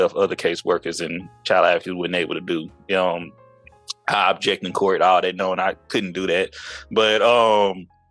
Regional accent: East Texas, United States; moved away as an adult; also born or lived in Houston, Texas; I'm from the South. I'm from East Texas

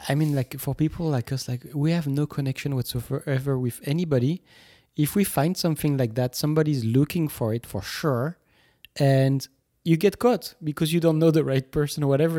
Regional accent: Toulouse, Occitania, France; moved away; drove three hours from Toulouse, from my hometown

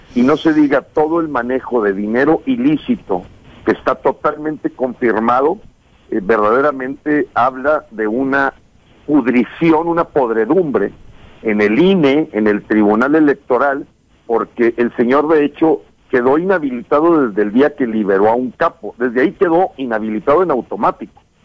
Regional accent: Nuevo León, Mexico; Yo que soy gente de Nuevo León

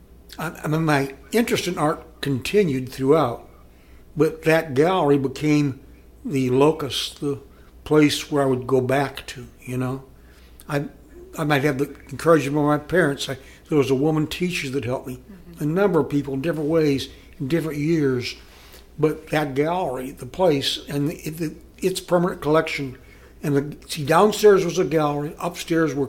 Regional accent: Iowa, United States; now in Columbus, United States; I grew up in the river, Mississippi River, up in Iowa

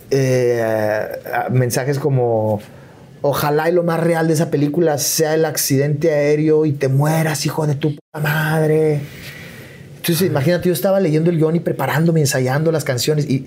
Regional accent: Chihuahua, Mexico; now in Mexico City, Mexico; cuando yo me fui, me mudé de Chihuahua a, la Ciudad de México, renté dos cuartitos en la Nápoles

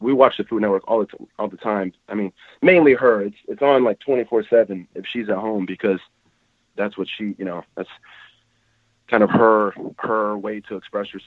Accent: United States; now as an American

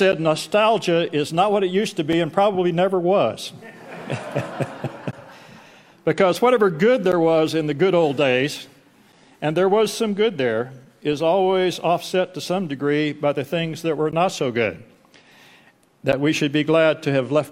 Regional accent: Albany, Texas, United States; also born or lived in Dallas / Seattle; now in Midland, United States; the church that I grew up in Albany, Texas

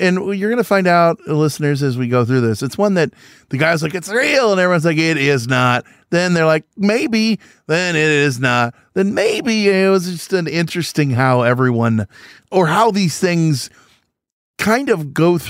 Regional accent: Illinois, United States; I grew up in Central Illinois. It's all farming. You know what I mean?

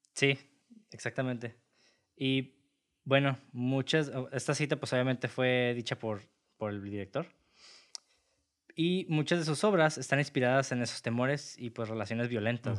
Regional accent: Mexico; todos como mexicanos

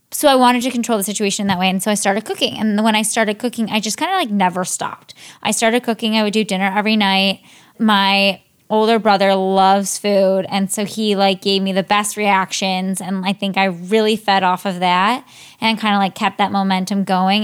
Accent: Cleveland, Ohio, United States; moved away; I grew up in, mostly in Ohio. I'm from Cleveland, Ohio

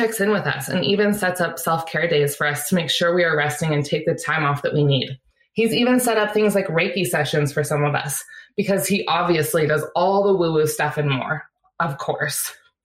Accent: Laguna Beach, California, United States; We were all born and raised in Laguna Beach

